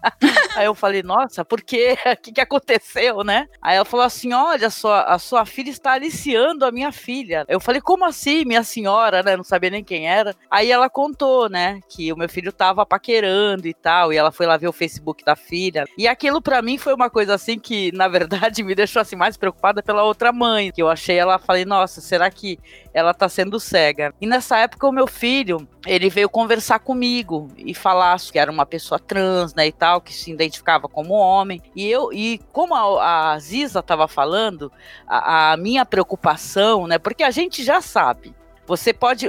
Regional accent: Guarujá, São Paulo, Brazil; sou aqui do Guarujá

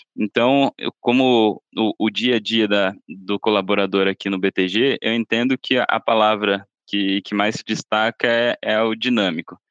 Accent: Sorocaba, São Paulo, Brazil; moved away as an adult; now in São Paulo, Brazil; Sou do interior, sou de Sorocaba me mudei aqui para São Paulo desde que comecei aqui no banco.

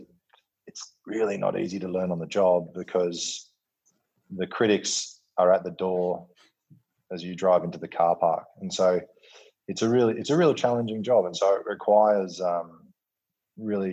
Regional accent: Western Australia, Australia; coming from Western Australia and growing up with football as a important part of our cultural fabric

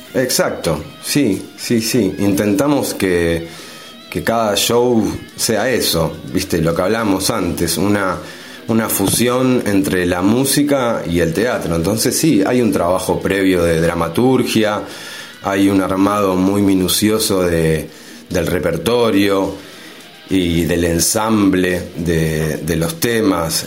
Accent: Berazategui, Buenos Aires Province, Argentina; now in San Martín, Argentina; de muy niño, ya en la primaria, empiezo a hacer un taller de, teatro. Eh, en ese entonces yo vivía en Verazategui

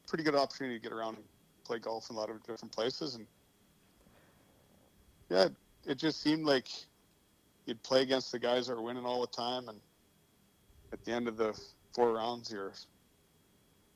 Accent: Saskatchewan, Canada; we grew up in Hallbright

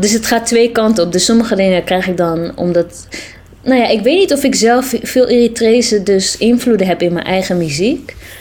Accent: Amsterdam, North Holland, Netherlands; ben geboren en getogen in Amsterdam. Ja. In Amsterdam-Oost.

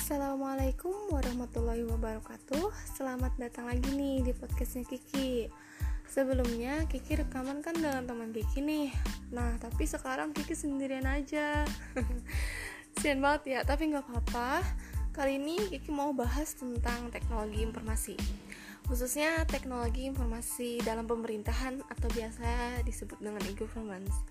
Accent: Kotabaru, South Kalimantan, Indonesia; daerahku ya yaitu Kabupaten Kota Baru

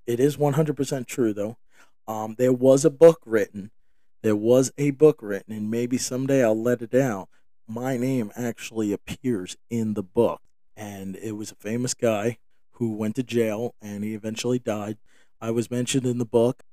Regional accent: New York, United States; moved away; I grew up in New York, and my family, I don't live in New York any longer

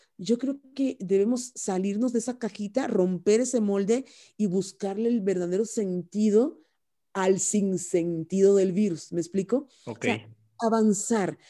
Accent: Cuba; moved away as an adult; also born or lived in Spain; now in Mexico; soy originaria de Cuba

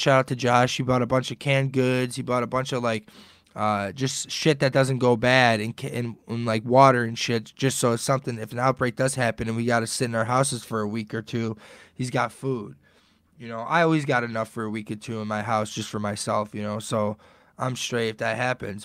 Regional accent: Detroit, Michigan, United States; We're both from Detroit

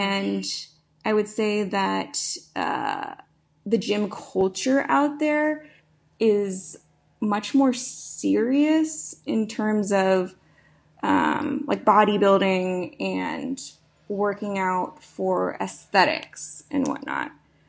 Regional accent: Florida, United States; also born or lived in Boston; So I was originally born in Boston, and then moved down to Florida, where I spent, I've been there ever since I was seven, but actually went back up north for undergrad and then moved back to Florida.

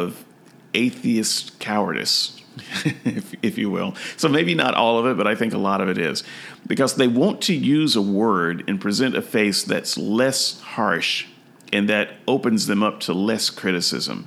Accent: United States; I am an American

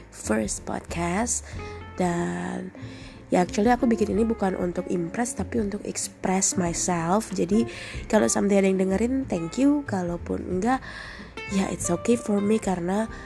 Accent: Bandung, West Java, Indonesia; aku dari Bandung, I'm 28 years old

